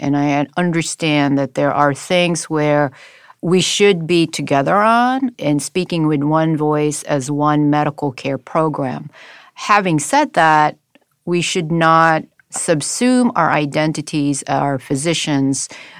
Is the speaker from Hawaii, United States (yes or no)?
yes; Honolulu, Hawaii, United States; now in Los Angeles, United States; And so I grew up in Honolulu for about a few years, and then I got the island fever and asked my parents